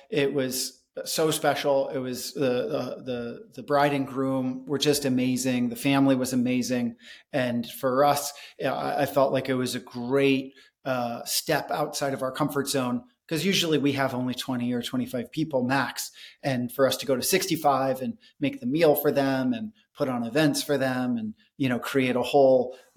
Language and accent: English; India; it very much had like a a very positive experience on me when I was a kid growing up in India